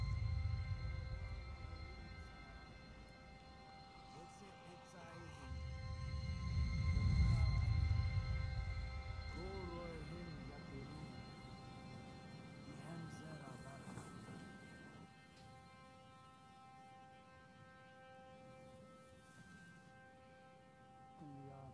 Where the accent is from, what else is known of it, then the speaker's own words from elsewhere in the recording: United States; as an American